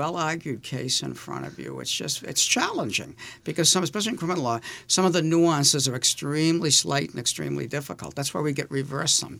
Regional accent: Boston, Massachusetts, United States; I grew up in Dorchester

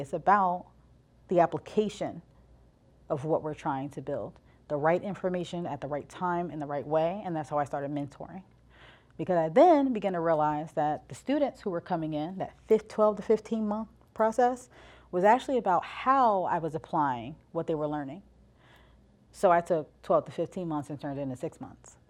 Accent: East Orange, New Jersey, United States; I'm from East Orange, New Jersey, and, um, listen, I was raised there

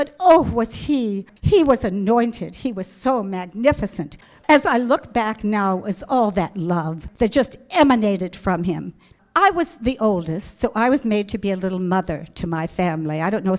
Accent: Des Moines, Iowa, United States; born there; I was born in Des Moines, Iowa, to Orthodox Jewish parents.

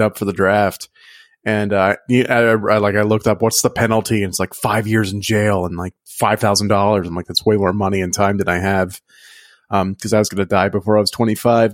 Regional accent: Louisiana, United States; growing up in Louisiana

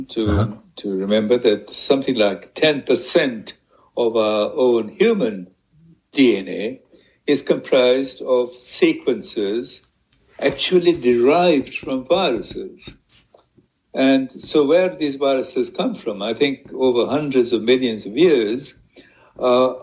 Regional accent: Sri Lanka; my home country, in fact, in Sri Lanka

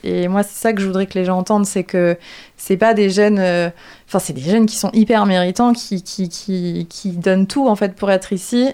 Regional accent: France; je suis française

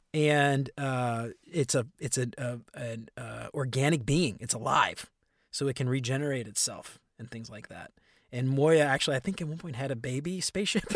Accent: New Orleans, Louisiana, United States; growing up in New Orleans

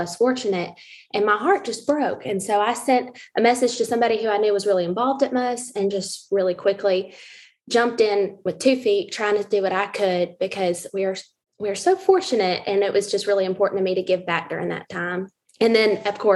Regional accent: Marietta, Georgia, United States; I, like Eric, grew up here in the area. I'm from Marietta, Georgia.

